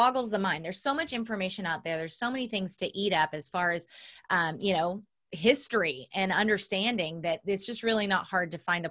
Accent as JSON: {"language": "English", "region": "Southern Oklahoma", "country": "United States", "tie": "born or raised there", "said": "I was raised Southern Baptist in Southern Oklahoma"}